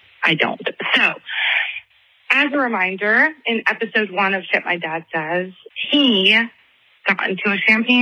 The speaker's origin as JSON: {"language": "English", "town": "Charleston", "region": "South Carolina", "country": "United States", "said": "I'm from Charleston, South Carolina"}